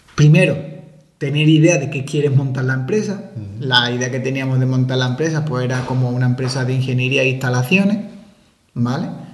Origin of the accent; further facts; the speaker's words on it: Málaga, Andalusia, Spain; moved away as an adult; also born or lived in Santiago de Compostela; siendo malagueño